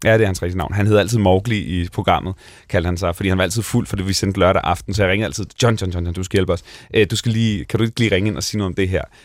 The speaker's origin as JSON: {"language": "Danish", "area": "Bornholm", "region": "Capital Region of Denmark", "country": "Denmark", "tie": "born or raised there", "moved": "yes", "said": "jeg kommer fra Bornholm, jeg kommer fra en flække, hvor der boede otte hundrede mennesker"}